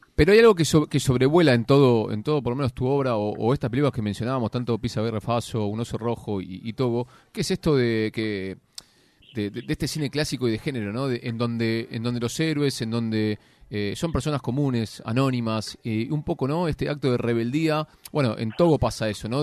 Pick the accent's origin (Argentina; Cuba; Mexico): Argentina; uno como argentino